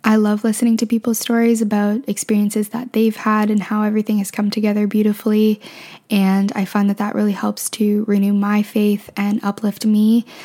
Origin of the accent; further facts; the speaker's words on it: Canada; also born or lived in Ontario; now in Vancouver, Canada; I'm from Canada